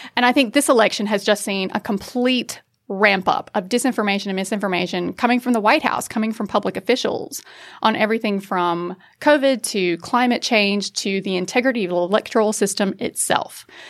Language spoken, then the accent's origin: English; United States; accent: American; now in Australia; as an American, you can probably tell from the accent, I'm not from around here.